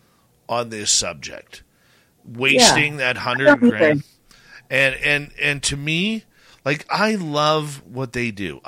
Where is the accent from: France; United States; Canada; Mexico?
Canada; Abbotsford, British Columbia; my hometown of Abbotsford, British Columbia